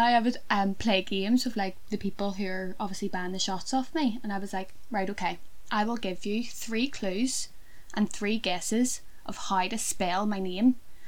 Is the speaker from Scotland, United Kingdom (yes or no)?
no; Belfast, Northern Ireland, United Kingdom; I am from Belfast.